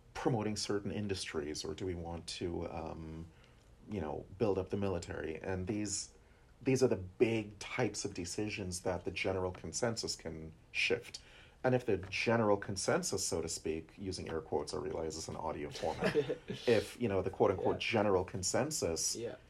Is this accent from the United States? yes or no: yes; New Jersey, United States; I'm from North Jersey